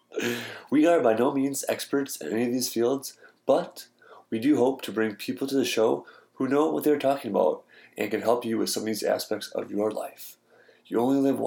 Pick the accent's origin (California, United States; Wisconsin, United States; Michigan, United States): Wisconsin, United States; Milwaukee; I'm actually from Milwaukee